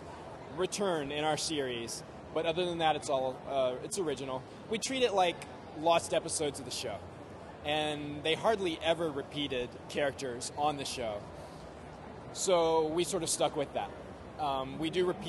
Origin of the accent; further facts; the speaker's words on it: United States; as an American